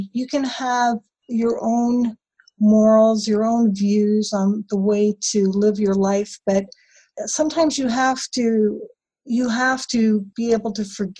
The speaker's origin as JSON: {"language": "English", "country": "Canada", "said": "I'm Canadian"}